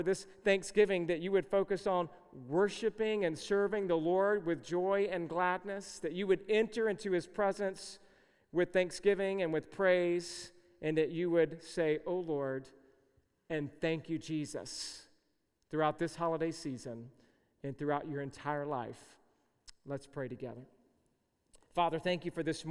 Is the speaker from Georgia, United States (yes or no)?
yes; Georgia, United States; where I grew up in the South, I was born and raised in Georgia